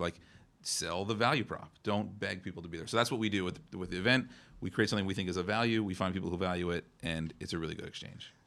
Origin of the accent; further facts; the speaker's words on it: New Jersey, United States; I'm, I'm from New Jersey